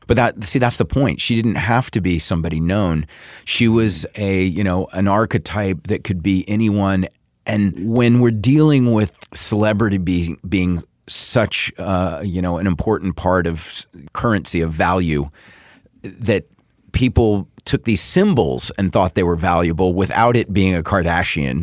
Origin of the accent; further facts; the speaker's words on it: the South, United States; I grew up in the South